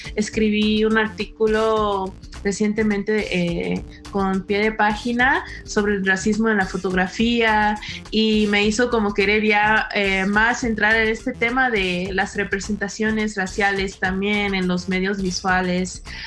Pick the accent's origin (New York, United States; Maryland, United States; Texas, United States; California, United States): California, United States; moved away as an adult; now in Mexico; yo soy afrochicana y crecí mi infancia en un pueblo chiquito en California, pero crecí en una comunidad muy mexicana